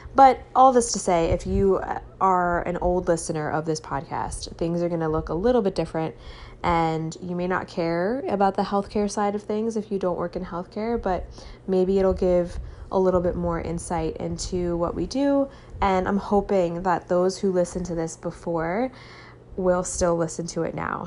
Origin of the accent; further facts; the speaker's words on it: Long Island, New York, United States; moved away as an adult; now in California, United States; I am from Long Island originally